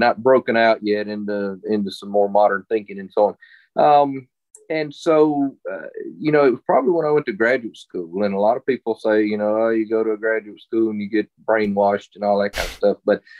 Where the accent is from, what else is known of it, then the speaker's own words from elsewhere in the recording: Mississippi, United States; I grew up in Mississippi